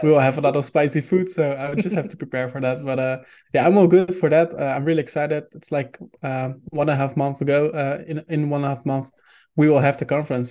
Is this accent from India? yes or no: no; Netherlands; first language Dutch; English is a second language; I'm Dutch, so I'm from the Netherlands. Uh, we speak Dutch here.